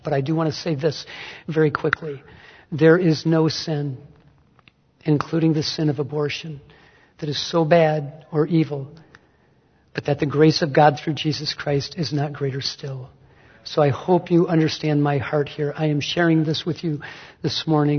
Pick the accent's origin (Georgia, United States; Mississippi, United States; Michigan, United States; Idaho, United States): Michigan, United States; Detroit; moved away; also born or lived in Fort Wayne; my hometown in Detroit